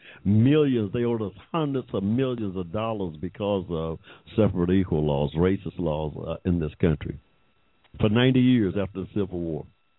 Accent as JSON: {"language": "English", "region": "Georgia", "country": "United States", "tie": "born or raised there", "said": "I was born here in Georgia in 1945 without any 14th Amendment rights."}